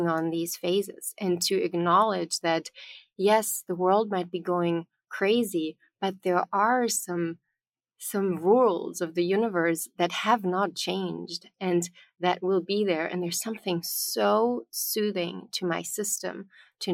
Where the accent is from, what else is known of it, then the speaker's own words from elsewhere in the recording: Bavaria, Germany; I was born in Bavaria in the south of Germany, which is a very strong pagan tradition where the farmers, everybody lived by the cycles of the moon